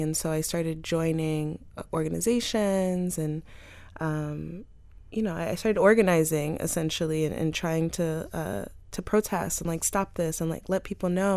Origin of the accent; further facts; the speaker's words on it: North Miami, Florida, United States; I grew up in North Miami